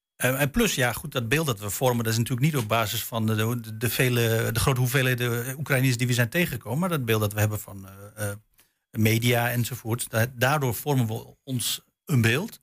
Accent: Netherlands; ik ben zelf van Turks afkomst, mijn ouders komen uit Turkije, ik ben hier geboren

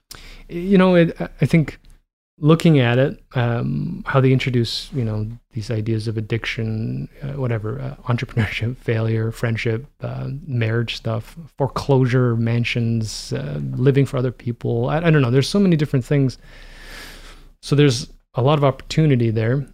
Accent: Toronto, Ontario, Canada; growing up in Toronto where, you know, the only thing that mattered was, uh, what was happening in Toronto.

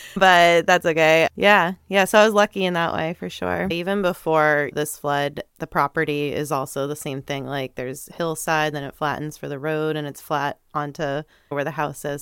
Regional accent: North Andover, Massachusetts, United States; moved away as an adult; also born or lived in New Hampshire / Burlington, Vermont; now in Vermont, United States; I grew up first in New Hampshire and Lakeside by Canopy Lake and, uh, then moved when I was in third grade over to North Andover, Mass

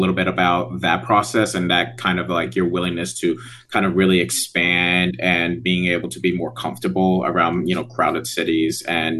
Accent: New York, United States; I grew up in New York

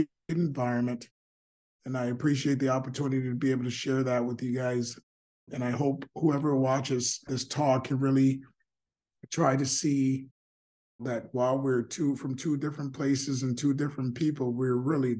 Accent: United States; I was raised in America

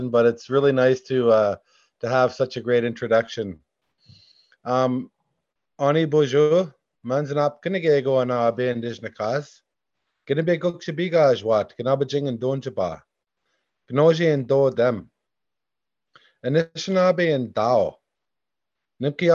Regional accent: Serpent River First Nation, Ontario, Canada; also born or lived in Alberta / Saskatchewan / Manitoba; I come from, my community is Gnabaging, Serpent River First Nation. And I live at a place called Nimki Ojibwe, which is north of my community.

